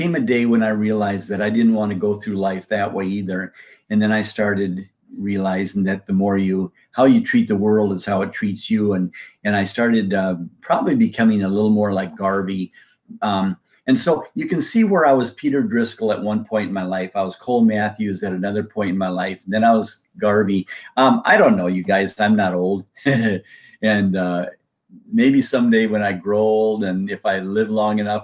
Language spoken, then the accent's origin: English; Bolivia; now in United States; I was born and raised down in Bolivia, South America